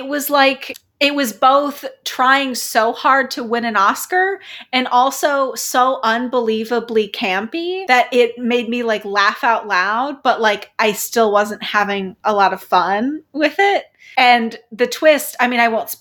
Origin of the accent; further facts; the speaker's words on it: the Midwest, Missouri, United States; I'm from the Midwest. I say pillow